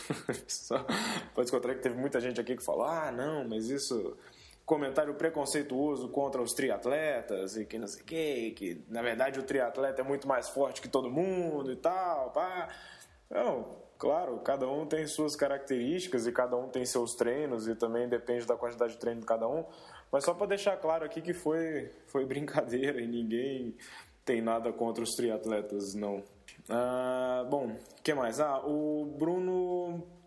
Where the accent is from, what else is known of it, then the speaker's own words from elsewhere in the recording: Brasília, Federal District, Brazil; a gente é aqui de Brasília